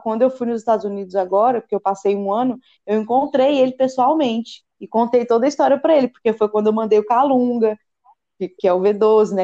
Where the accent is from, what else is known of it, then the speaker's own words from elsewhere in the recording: Goiânia, Goiás, Brazil; Eu sou de Goiânia